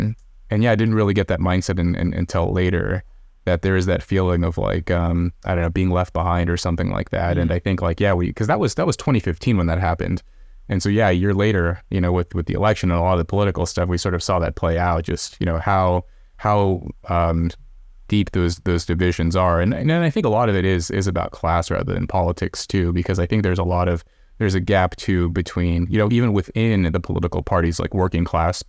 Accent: California, United States; where we grew up near Red. We were actually in Corning. I don't know if you, I know you're in California. I don't know if you know where Corning is. It's way up north. It's up in the sticks, man.

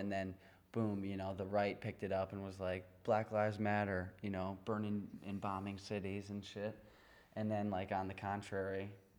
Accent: United States; as an American

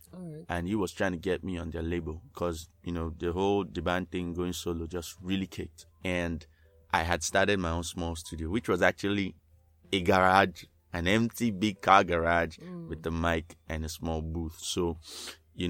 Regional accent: Lagos, Nigeria; I was born in Lagos

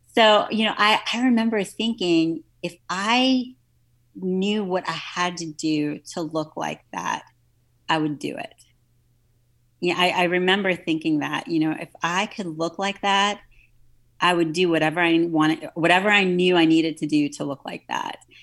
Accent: New Orleans, Louisiana, United States; I grew up in New Orleans

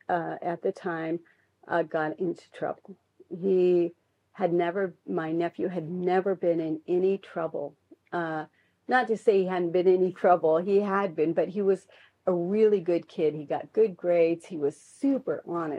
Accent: Inchelium, Washington, United States; we're from Inchalim.

